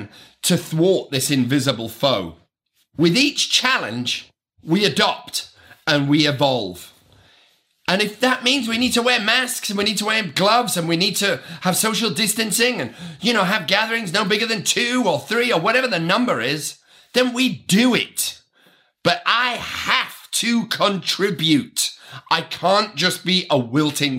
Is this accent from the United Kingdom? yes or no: yes; United Kingdom; I am British